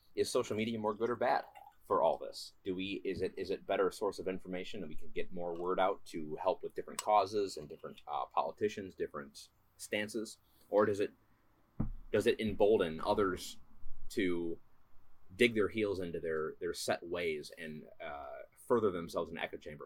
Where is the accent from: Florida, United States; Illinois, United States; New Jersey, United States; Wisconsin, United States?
Wisconsin, United States; we're both from Wisconsin